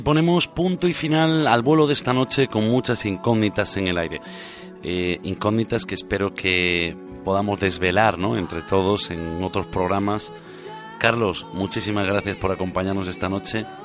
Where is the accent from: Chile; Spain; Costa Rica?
Spain; Galicia; moved away as an adult; also born or lived in Canary Islands; tomé la decisión de volver a mi tierra gallega